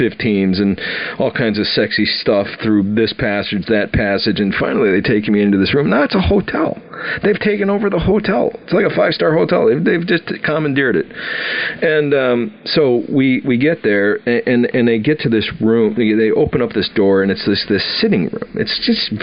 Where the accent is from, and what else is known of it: Wisconsin, United States; moved away as an adult